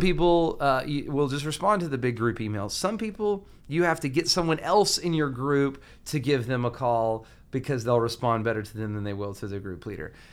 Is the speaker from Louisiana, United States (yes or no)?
no; Huntsville, Alabama, United States; now in Atlanta, United States; I'm from Huntsville, Alabama